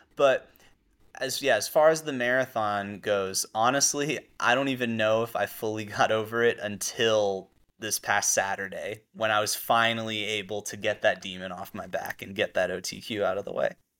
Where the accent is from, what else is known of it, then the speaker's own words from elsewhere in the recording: Mamaroneck, New York, United States; I grew up in Mamaroneck